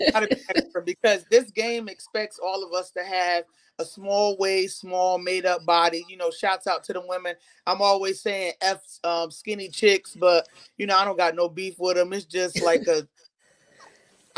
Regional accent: Newburgh, New York, United States; Straight out of the 845. I'm from Newburgh, New York.

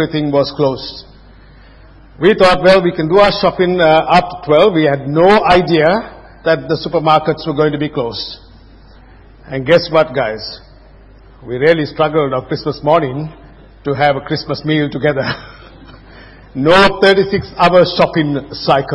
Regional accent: Sri Lanka; moved away; I was growing up in Sri Lanka

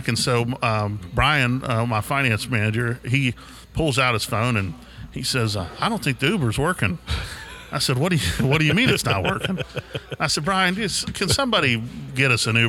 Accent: Elkins, West Virginia, United States; moved away as an adult; also born or lived in Atlanta, Georgia; now in Jackson, United States; growing up in Elkins, West Virginia, I spent 20 years there.

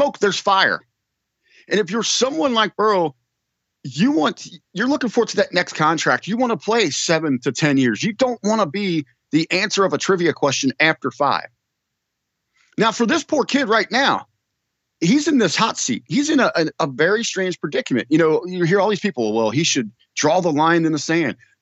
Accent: Cincinnati, Ohio, United States; I grew up here in Ohio

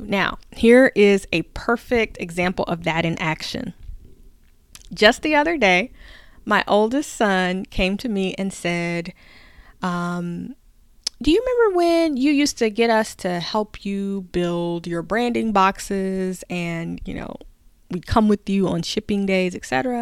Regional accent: the South, United States; I grew up in the South.

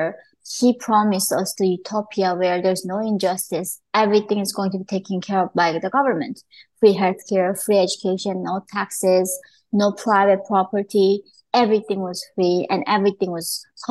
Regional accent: North Korea; now in United States; I was growing up in North Korea

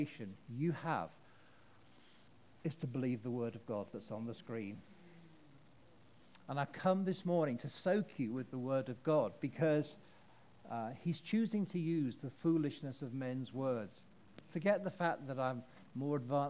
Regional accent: United Kingdom; I'm British

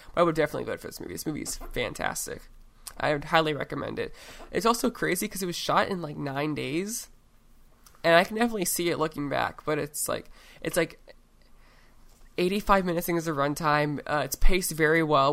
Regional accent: Oregon, United States; in my home state

